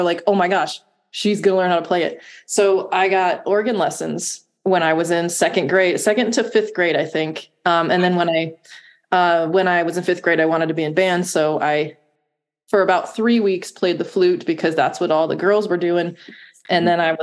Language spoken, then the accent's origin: English; Ashtabula, Ohio, United States; moved away as an adult; also born or lived in Oneonta, New York; now in Columbus, United States; I grew up in Ashtabula, Ohio, which is northeast of Cleveland, about 50 minutes.